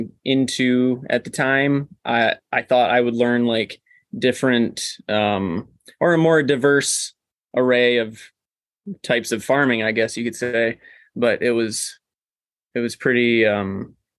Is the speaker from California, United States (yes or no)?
no; Cadillac, Michigan, United States; I grew up in the Cadillac area, kind of close to where we are now